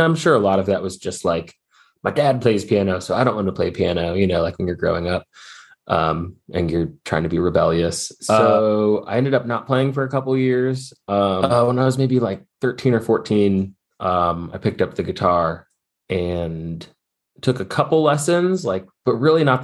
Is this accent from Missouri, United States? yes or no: yes; St. Louis, Missouri, United States; now in Asheville, United States; I grew up in St. Louis, Missouri